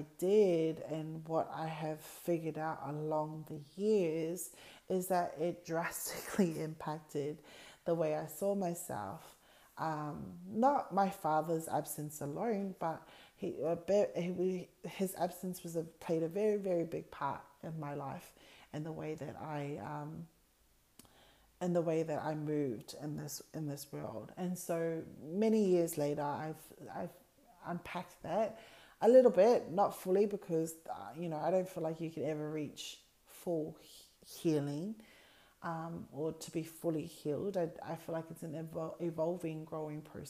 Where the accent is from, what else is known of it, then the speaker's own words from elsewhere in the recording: Australia; I'm born in Australia. I'm the only sibling born here in Australia.